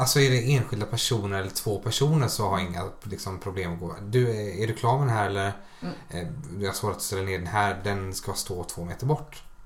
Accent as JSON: {"language": "Swedish", "region": "Småland", "country": "Sweden", "said": "som smålänning då som jag är"}